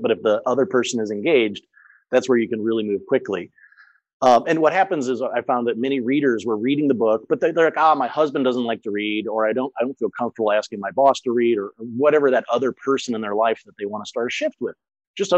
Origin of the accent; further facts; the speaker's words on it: St. Louis, Missouri, United States; first language English; moved away as an adult; also born or lived in France / Germany; I grew up in St. Louis.